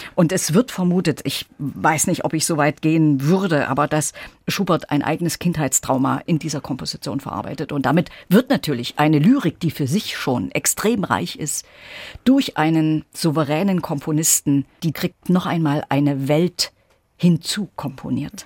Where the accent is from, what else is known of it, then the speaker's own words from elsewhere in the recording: Gera, Thuringia, Germany; moved away as an adult; also born or lived in Leipzig; now in Weimar, Germany; ich war eben lange Zeit die Leiterin der Kunstsammlung meiner Heimatstadt Gera